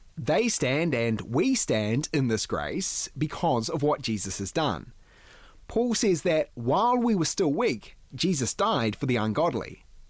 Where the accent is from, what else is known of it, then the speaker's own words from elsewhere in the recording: New Zealand; growing up in New Zealand